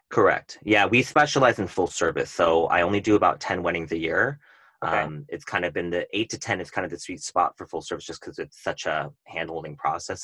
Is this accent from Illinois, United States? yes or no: no; Tustin, California, United States; also born or lived in Irvine, California; I grew up in Tustin, Irvine